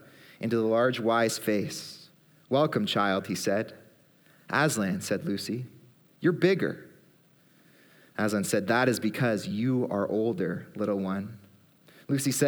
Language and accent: English; Aurora, Ontario, Canada; also born or lived in Barrie; I grew up in Aurora, lived in Barrie as well